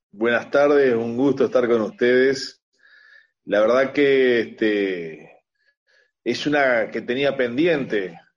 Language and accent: Spanish; Montevideo, Uruguay; born there; yo este, no solamente nací en La Teja, me siento tejano.